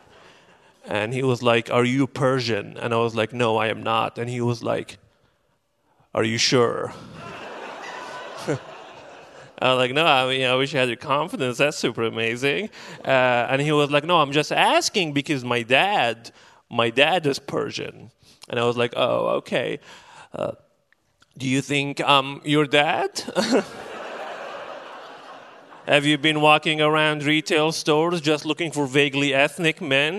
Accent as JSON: {"language": "English", "town": "Benghazi", "region": "Cyrenaica", "country": "Libya", "moved": "as an adult", "lives_now": "Portland, United States"}